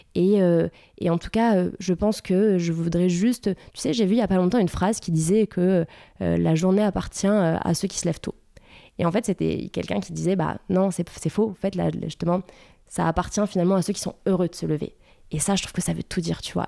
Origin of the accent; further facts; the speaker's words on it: Bordeaux, Nouvelle-Aquitaine, France; je suis une vraie bordelaise. Je viens euh, de, Bordeaux